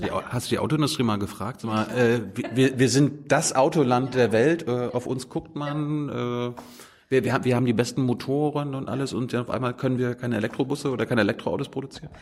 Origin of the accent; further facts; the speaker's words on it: Mecklenburg-Vorpommern, Germany; ich komme ja aus Meckpomm